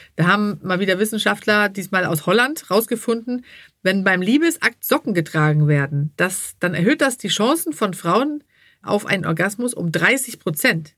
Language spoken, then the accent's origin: German; Sweden; now in Hamburg, Germany; ich komme ja aus Schweden, da ist man nicht so verklemmt.